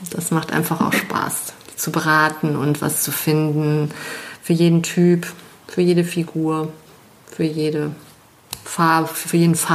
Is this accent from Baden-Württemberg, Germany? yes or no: no; Düsseldorf, North Rhine-Westphalia, Germany; born there; now in Cologne, Germany; Also ich muss ja gestehen, ich bin Düsseldorferin, geborene. Und ich bin wegen der Liebe nach Nippes